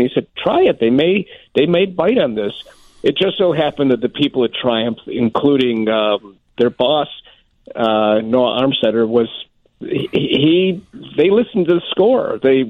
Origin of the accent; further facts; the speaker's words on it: Chicago, Illinois, United States; I grew up here in Chicago